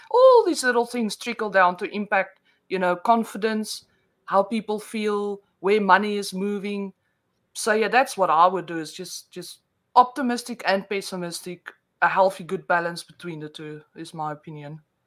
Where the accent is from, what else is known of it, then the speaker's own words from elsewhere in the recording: South Africa; accent: Afrikaans with a mix of Australian; first language Afrikaans; English is a second language; now in Australia; I'm born in South Africa, so um, oh, I, I oh, okay. actually my first language is Afrikaans